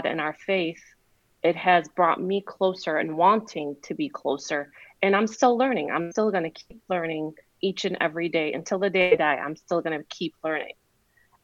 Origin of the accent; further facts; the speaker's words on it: Iraq; now in United States; I came from Iraq. I was an immigrant from Iraq 46 years ago.